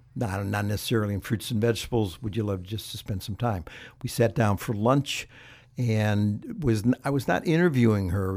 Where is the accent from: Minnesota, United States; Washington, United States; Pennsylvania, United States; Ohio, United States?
Ohio, United States; moved away; I grew up in Ohio